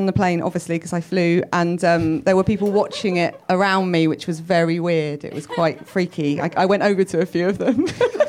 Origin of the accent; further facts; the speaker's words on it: United Kingdom; I'm British